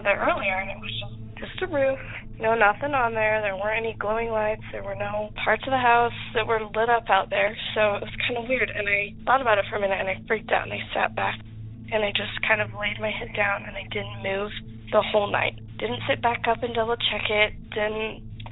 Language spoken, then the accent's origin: English; Utah, United States; We're from Utah, but we were about 4 hours away from St. George